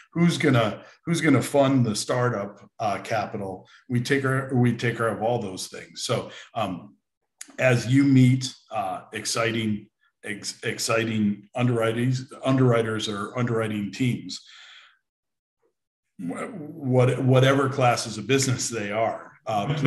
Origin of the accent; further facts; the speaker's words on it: United States; also born or lived in Bermuda / London / Europe; I grew up in America